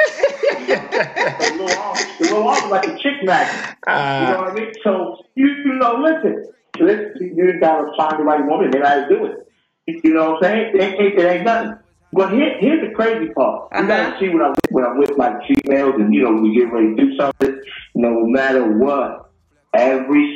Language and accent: English; New York City, New York, United States; I'm from New York City, Southside, Jamaica